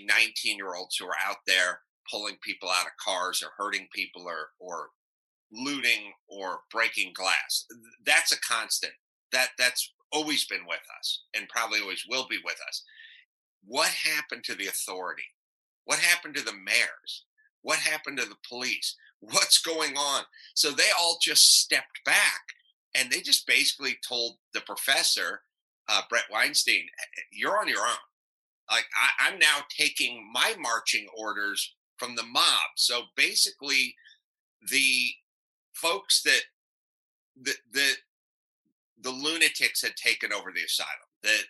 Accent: North Hollywood, California, United States; I grew up in North Hollywood.

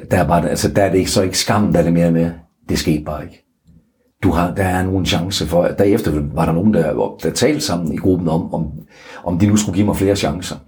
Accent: North Jutland, North Denmark Region, Denmark; jeg er en tilbageholdende nordjyde

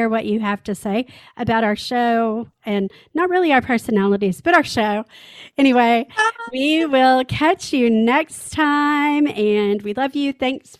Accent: Dallas, Texas, United States; accent: mixed southern; moved away; also born or lived in Atlanta; Yeah, I was raised in Dallas, and I lived in Atlanta for a bit. So my accent is mixed for sure, but I don't generally do twangy.

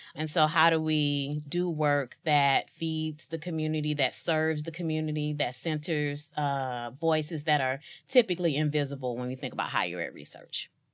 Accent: East St. Louis, Illinois, United States; born and raised in East St. Louis, Illinois

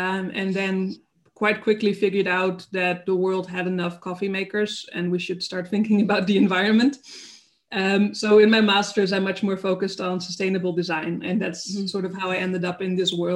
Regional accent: Netherlands; moved away as an adult; also born or lived in Denmark; now in Germany; I'm from the Netherlands, okay. Born and raised there, close to Germany, but still.

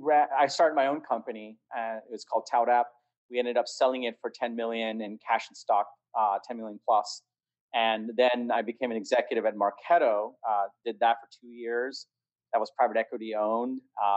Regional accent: New York, United States; moved away as an adult; also born or lived in Bangladesh / California; now in Dallas, United States; I grew up in New York. I was born in Bangladesh. I moved to New York when I was 10. Went to school in New York. Spent the last 9 years in California and moved to Dallas earlier this year.

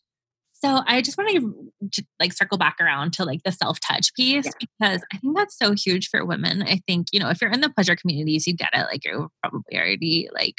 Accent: Gainesville, Florida, United States; Gainesville, which is my hometown.

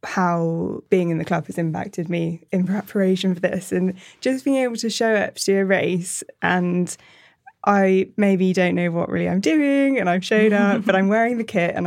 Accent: Bristol, South West England, United Kingdom; I am from Bristol originally, but sort of left for uni and work and then came back

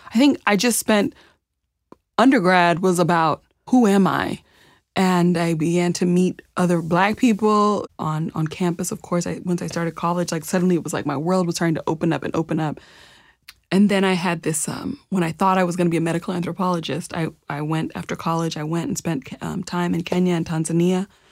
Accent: Champaign, Illinois, United States; also born or lived in Zambia; I grew up in East Central Illinois in a Midwest coller, college town, you know, Champaign, Illinois, a university town

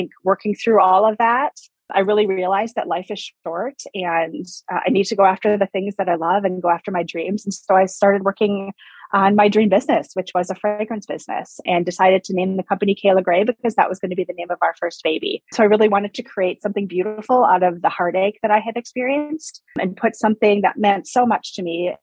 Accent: Wisconsin, United States; now in Arizona, United States; I was actually born and raised in Wisconsin. I live in Arizona right now.

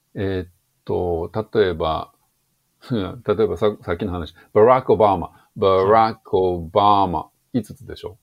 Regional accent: rural Tokushima, Japan; 徳島の田舎で育っているので、そもそも英会話学校が近くにないですよ

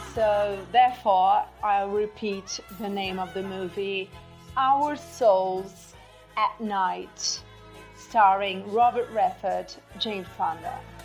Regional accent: Barcelos, Braga, Portugal; English is a second language; now in Matosinhos, Portugal; my hometown, for those who, doesn't, who don't know, is Barcelos. Uh, I'm living in Porto, Matosinhos but um, I grew up. I was born in Barcelos

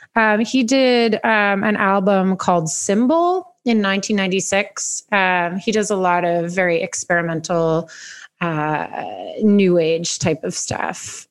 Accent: Hamilton, Ontario, Canada; I'm from Hamilton, Ontario, which is about 30 minutes west of Toronto

